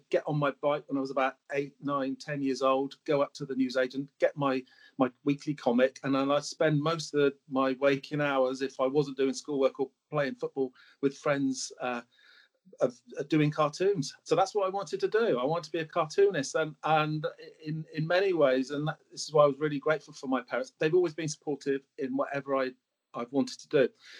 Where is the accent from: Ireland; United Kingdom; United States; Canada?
United Kingdom; Swansea, Wales; moved away as an adult; I moved to Exeter from Swansea, where I was brought up, went to school, went to Exeter to take on a role where they sent me to college in Bristol to do a housing degree.